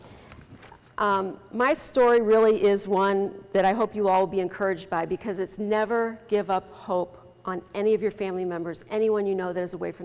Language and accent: English; University City, Missouri, United States; also born or lived in Florissant; I grew up in St. Patrick in University City, went to that grade school for 8 years